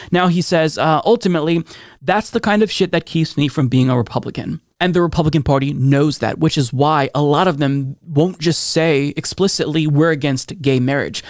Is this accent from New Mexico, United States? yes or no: no; Oregon, United States; my home state of Oregon